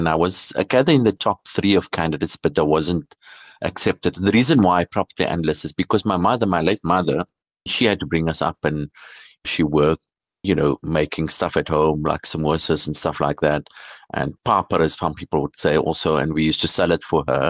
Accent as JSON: {"language": "English", "town": "Cape Town", "region": "Western Cape", "country": "South Africa", "tie": "born or raised there", "said": "I grew up in the Cape Flats in Cape Town"}